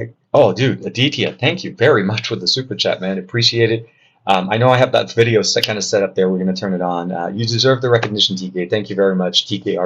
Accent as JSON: {"language": "English", "country": "Lebanon", "said": "I'm from Lebanon."}